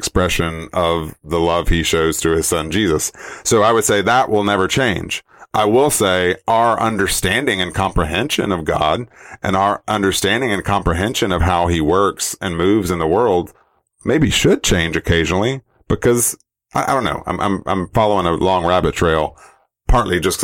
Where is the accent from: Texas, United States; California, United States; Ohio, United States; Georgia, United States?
Georgia, United States; accent: Southerner; I grew up in Georgia.